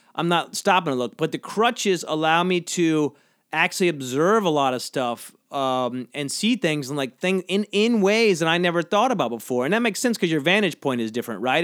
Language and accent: English; St. Simons, Georgia, United States; moved away; My hometown has a good barbecue. This place, Southern Soul, on Saint Simon's, uh, i-, in, uh, Saint Simon's, Georgia.